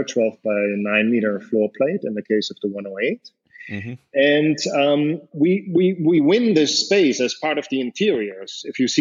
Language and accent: English; Germany; moved away as an adult; I grew up in Germany